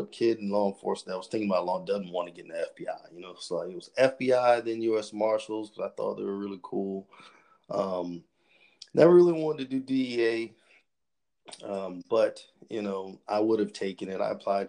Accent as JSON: {"language": "English", "town": "Charleston", "region": "South Carolina", "country": "United States", "tie": "born or raised there", "said": "I am from Charleston, South Carolina. You know, I've born and raised my entire life"}